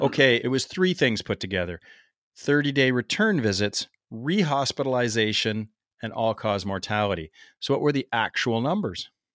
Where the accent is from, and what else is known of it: Canada; accent: Canadian